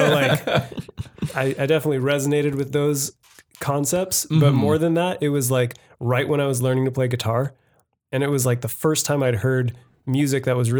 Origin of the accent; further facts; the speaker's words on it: San Jose, California, United States; This is my hometown. Not too far from here is where my parents still live. And born in Good Sam, I think.